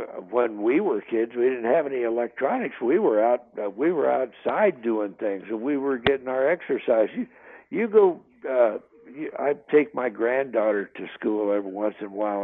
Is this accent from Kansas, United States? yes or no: yes; northeastern Kansas, United States; I grew up in Kansas, uh, northeastern Kansas